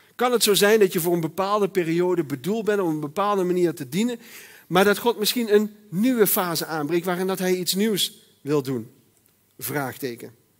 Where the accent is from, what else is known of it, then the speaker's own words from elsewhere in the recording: Netherlands; ik ben Nederlander.